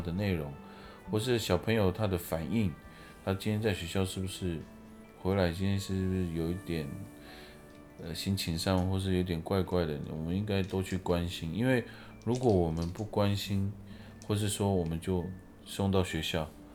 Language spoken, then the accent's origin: Chinese; Taiwan; 我是台湾的原住民